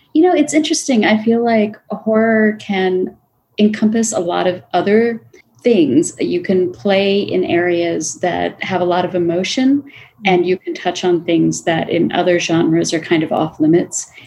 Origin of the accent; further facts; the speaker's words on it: Florida, United States; I grew up in Florida